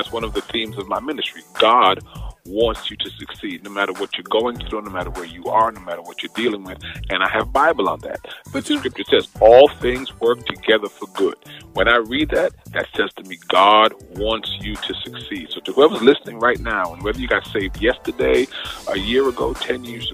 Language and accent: English; New York City, New York, United States; also born or lived in Bed-Stuy, Brooklyn / Queens; I was in Beverly Road in East Flatbush. That's where I did most of my growing up